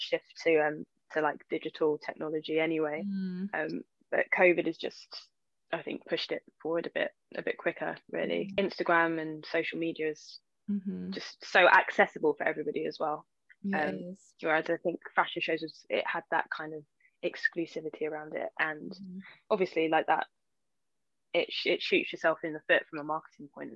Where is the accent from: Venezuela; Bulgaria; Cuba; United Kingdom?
United Kingdom; London; I'm like from East London